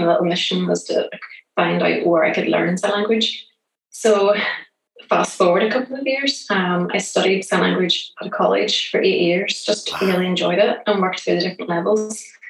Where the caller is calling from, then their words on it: Belfast, Northern Ireland, United Kingdom; accent: Irish; I'm calling from Northern Ireland in a town called Belfast.